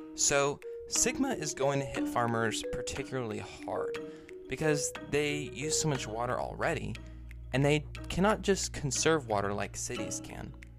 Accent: Bakersfield, California, United States; my hometown of Bakersfield

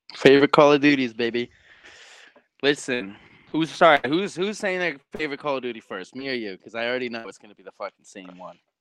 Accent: New York, United States; also born or lived in Long Island; I'm 19 years old. I'm from New York. Live on Long Island

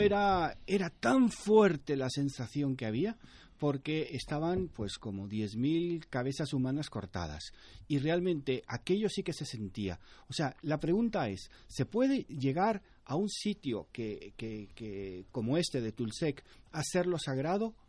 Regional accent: Panama; en mi país, Panamá

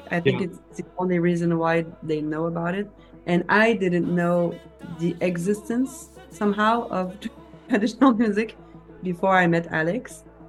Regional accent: Quebec, Canada; first language French; English is a second language; also born or lived in Boston

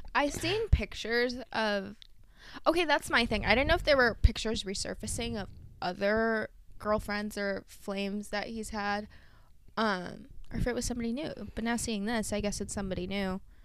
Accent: Michigan, United States; growing up in Michigan

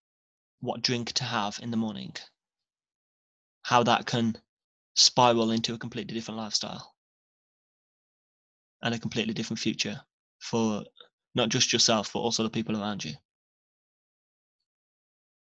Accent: England, United Kingdom; I'm English and I'm from the UK.

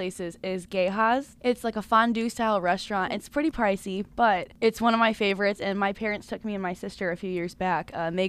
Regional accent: Illinois, United States; I grew up in Illinois, not too far from the city, probably about an hour, but I didn't go very often as a kid.

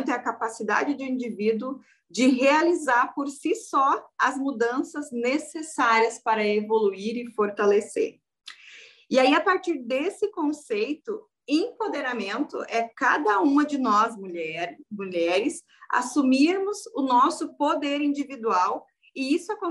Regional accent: Rio Grande do Sul, Brazil; Então, eu sou gaúcha aqui do Rio Grande do Sul

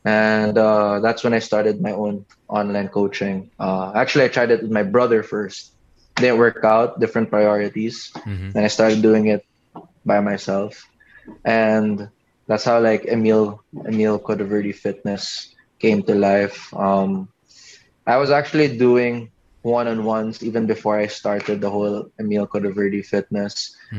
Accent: Cebu, Central Visayas, Philippines; also born or lived in Manila; I came from Cebu, so I was just into whatever sports there. I was into track and field, so that's why I was pretty payat. And then when I moved to Manila, there's basketball.

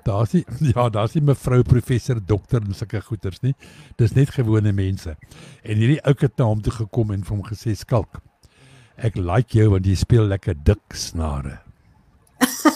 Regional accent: South Africa; ons is van Suid-Afrika

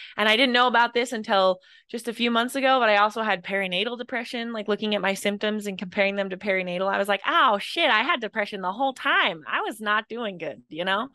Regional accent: Idaho, United States; I grew up in Idaho

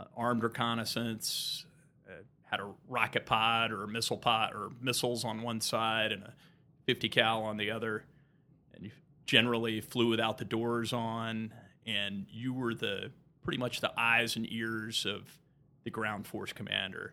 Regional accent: Tampa, Florida, United States; I was born in Tampa, Florida

